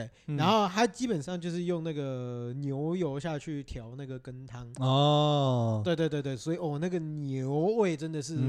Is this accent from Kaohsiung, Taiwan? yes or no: no; Tainan, Taiwan; 来第一个，第一个，我们台南人的特色。